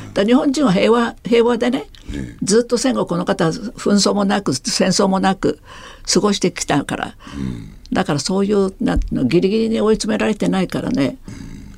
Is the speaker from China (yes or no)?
no; Taiwan; now in Japan; 私台湾出身ですから